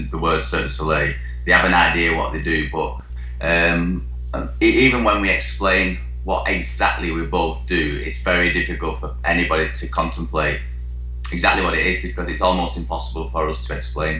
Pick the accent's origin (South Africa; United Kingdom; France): United Kingdom; Wigan, North West England; accent: Northern England; We're English boys. obviously you can tell with the accents from Northern England, a small little town called Wigan.